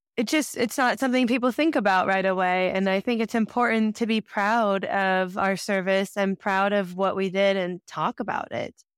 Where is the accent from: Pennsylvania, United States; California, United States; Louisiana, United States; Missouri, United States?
Missouri, United States; Kansas City; I grew up in Kansas City, Missouri